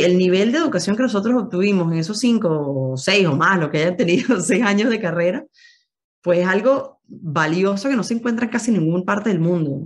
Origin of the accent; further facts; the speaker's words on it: Venezuela; moved away as an adult; now in Madrid, Spain; somos venezolanos, que queremos llevar a Venezuela a todos lados